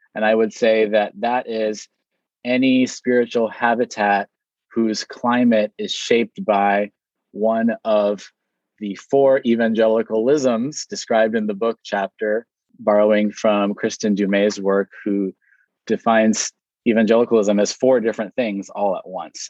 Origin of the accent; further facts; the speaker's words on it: Hawaii, United States; I was born here in Hawaii.